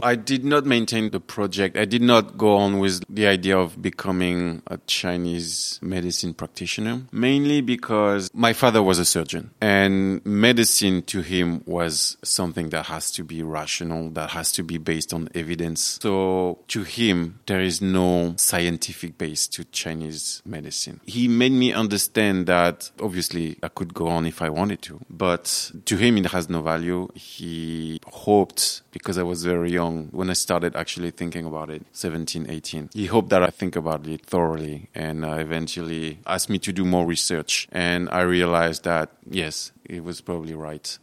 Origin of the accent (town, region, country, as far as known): France; English is a second language; moved away as an adult; also born or lived in China